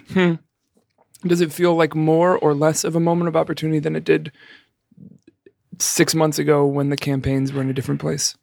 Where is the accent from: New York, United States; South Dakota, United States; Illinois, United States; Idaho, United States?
New York, United States; New York City; now in Chicago, United States; my hometown of the Bronx. Have I ever mentioned to you that I was from the Bronx?